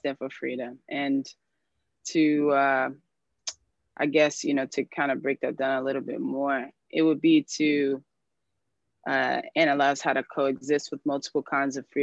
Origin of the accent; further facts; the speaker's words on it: United States; also born or lived in New York / Washington, D.C.; now in Detroit, United States; I was born in the DMV and raised between New York and the DC area